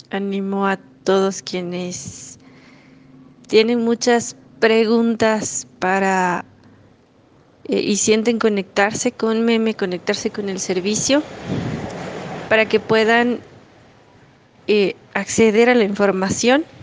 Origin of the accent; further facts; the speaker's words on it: Ecuador; soy de Ecuador